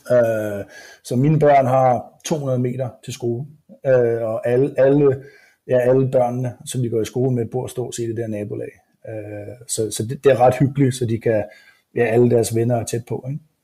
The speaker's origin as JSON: {"language": "Danish", "country": "Denmark", "moved": "as an adult", "lives_now": "United States", "said": "som dansker"}